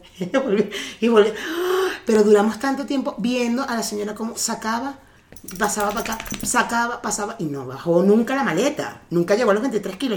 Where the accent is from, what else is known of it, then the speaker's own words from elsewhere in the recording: Venezuela; now in Mexico; yo nací en Venezuela